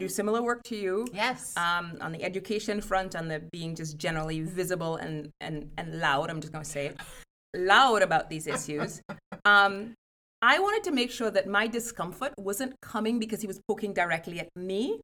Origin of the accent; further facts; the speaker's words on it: Trinidad & Tobago; moved away as an adult; now in Evanston, United States; I grew up in Trinidad and Tobago, um, which is in the Caribbean